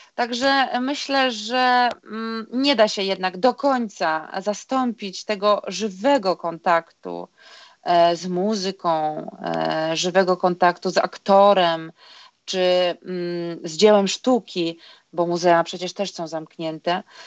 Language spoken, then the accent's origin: Polish; Vilnius, Vilnius County, Lithuania; moved away; No, bo ja pochodzę z Litwy, z Wilna